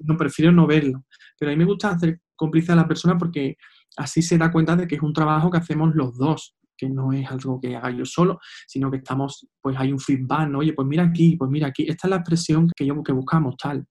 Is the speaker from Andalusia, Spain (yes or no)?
yes; Seville, Andalusia, Spain; soy de Sevilla